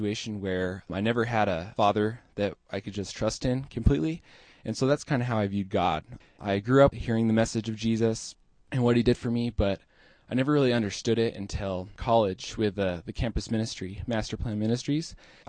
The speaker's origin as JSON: {"language": "English", "town": "Moab", "region": "Utah", "country": "United States", "tie": "born or raised there", "said": "I grew up in Moab, Utah. I grew up in a single mother home"}